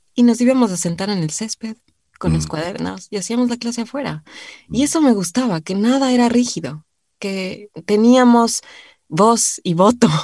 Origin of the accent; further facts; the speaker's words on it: Quito, Pichincha, Ecuador; moved away as an adult; also born or lived in Cumbayá / Argentina; Yo nací en Quito, vivíamos en, en, el centro de Quito